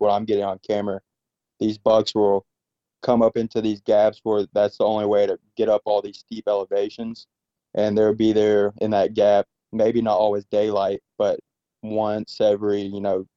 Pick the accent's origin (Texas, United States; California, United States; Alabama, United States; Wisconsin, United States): Alabama, United States; moved away; I'm from Alabama, so we are not used to bears